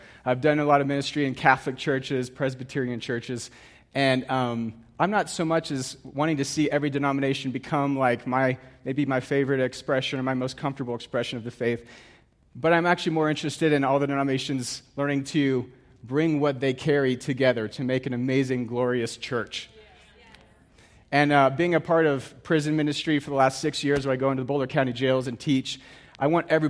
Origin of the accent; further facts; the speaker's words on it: Geneva, Switzerland; I grew up in Geneva, Switzerland